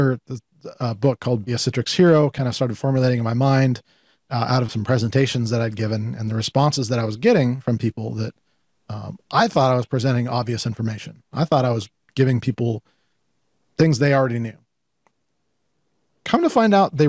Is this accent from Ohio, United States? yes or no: no; Colorado Springs, Colorado, United States; also born or lived in Penrose, Colorado; growing up in Colorado Springs, Colorado, as a latchkey kid